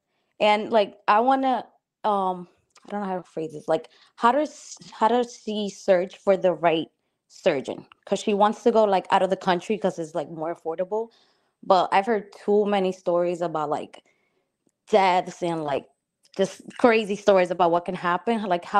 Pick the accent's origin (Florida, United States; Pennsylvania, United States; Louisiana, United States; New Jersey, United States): New Jersey, United States; I'm from North Jersey and I'm 23.